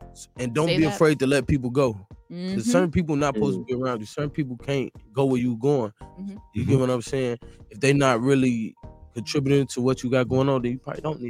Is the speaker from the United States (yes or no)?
yes; East Chicago, Indiana, United States; I'm from East Chicago, Indiana.